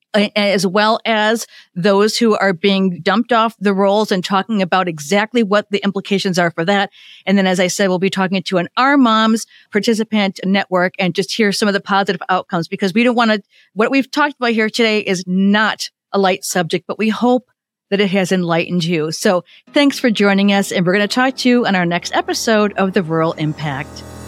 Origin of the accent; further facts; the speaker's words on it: Illinois, United States; I'm from Illinois, and I have two children